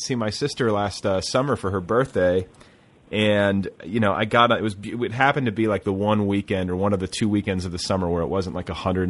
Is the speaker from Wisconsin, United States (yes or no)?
yes; Milwaukee, Wisconsin, United States; born there; I was born in Milwaukee